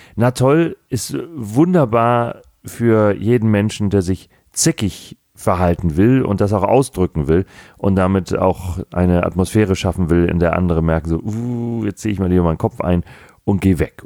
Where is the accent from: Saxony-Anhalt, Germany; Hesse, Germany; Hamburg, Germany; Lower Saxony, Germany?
Hamburg, Germany; ich bin gebürtiger Hamburger, habe meinen Großteil meines bisherigen Lebens in Hamburg verbracht